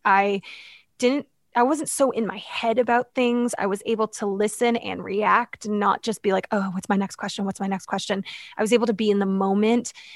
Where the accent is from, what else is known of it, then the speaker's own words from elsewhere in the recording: London, Ontario, Canada; I grew up in London, Ontario